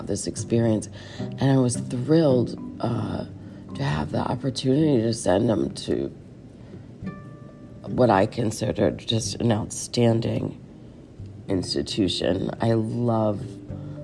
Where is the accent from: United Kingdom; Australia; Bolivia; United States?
United States; Connecticut; I grew up in Connecticut